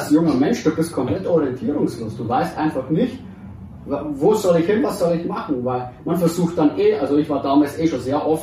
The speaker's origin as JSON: {"language": "German", "town": "Deggendorf", "region": "Bavaria", "country": "Germany", "tie": "born or raised there", "said": "bin 28 Jahre, also 91er Baujahr, geboren hier auch in Deckendorf, bin aber in einer Nebensiedlung hier aufgewachs"}